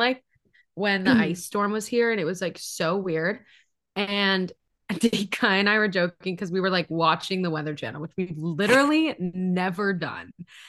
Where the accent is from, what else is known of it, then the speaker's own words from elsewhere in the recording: Hawaii, United States; also born or lived in Los Angeles; now in Seattle, United States; like I grew up in Hawaii and then lived in LA for school.